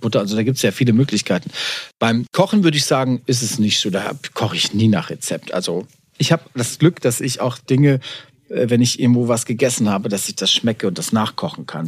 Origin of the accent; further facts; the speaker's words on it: Warendorf, North Rhine-Westphalia, Germany; wir sind ja Pferdekinder, wir kommen aus Warendorf.